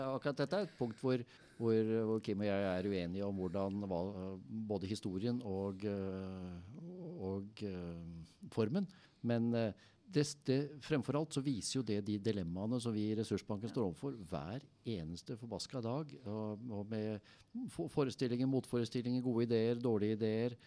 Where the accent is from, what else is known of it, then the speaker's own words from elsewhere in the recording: Sandvika, Akershus, Norway; jeg er oppvokst i Sandvika